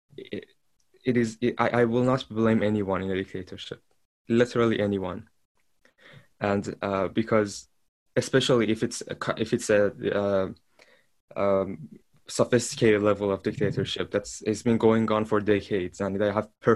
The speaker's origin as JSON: {"language": "English", "country": "Iran", "tie": "born or raised there", "moved": "as an adult", "lives_now": "Europe", "said": "I was born and raised in Iran, and I recently moved out of the country."}